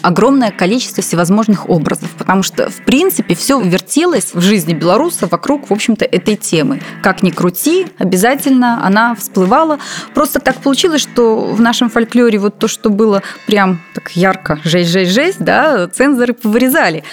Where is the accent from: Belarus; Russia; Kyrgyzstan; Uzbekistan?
Belarus